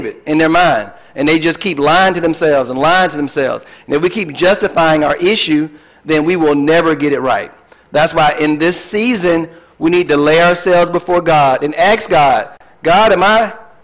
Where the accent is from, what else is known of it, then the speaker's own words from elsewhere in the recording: Tallahassee, Florida, United States; I was born in Tallahassee, Florida, went to high school, went to the Army, got married